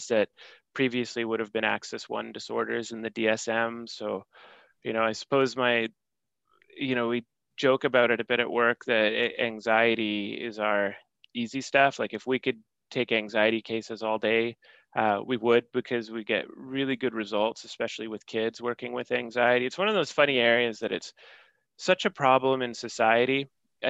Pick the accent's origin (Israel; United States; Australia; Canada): Canada; as a Canadian citizen